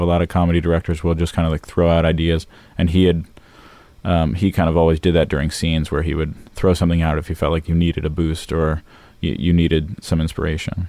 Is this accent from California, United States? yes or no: yes; Los Angeles, California, United States; also born or lived in Florida; I grew up in Los Angeles